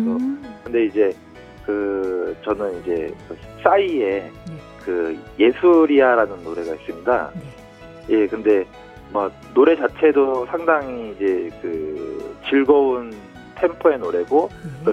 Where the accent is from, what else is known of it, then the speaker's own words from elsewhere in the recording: South Korea; moved away as an adult; now in Fukuoka, Japan; 저도 이제 또 한국인이다 보니까